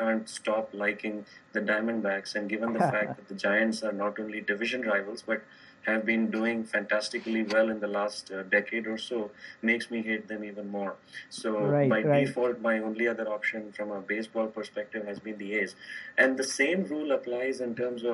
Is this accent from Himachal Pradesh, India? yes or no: no; Chennai, Tamil Nadu, India; moved away as an adult; also born or lived in Arizona; We grew up in India. I grew up in Chennai. And then moved to Arizona to pursue my master's.